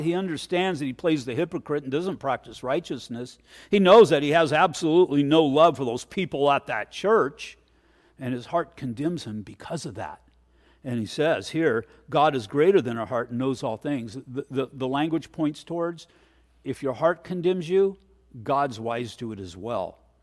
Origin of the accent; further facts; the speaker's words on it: United States; I'm an American. I love America and I love this nation